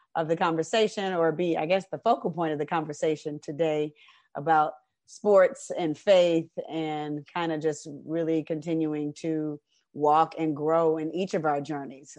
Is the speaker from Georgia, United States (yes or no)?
yes; Decatur, Georgia, United States; also born or lived in Atlanta; I'm a, uh, originally from Atlanta, raised in Decatur, Georgia